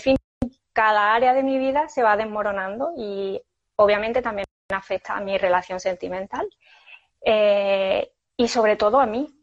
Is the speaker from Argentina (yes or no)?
no; Seville, Andalusia, Spain; moved away as an adult; now in Fuengirola, Spain; cuando yo vivía en Sevilla, pero yo soy sevillana